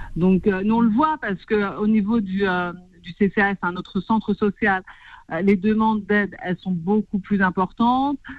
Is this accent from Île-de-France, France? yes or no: yes; Clichy-sous-Bois, Île-de-France, France; born or raised there